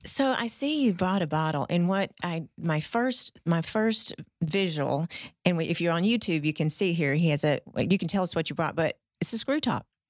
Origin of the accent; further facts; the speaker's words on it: the South, United States; we're all from the South here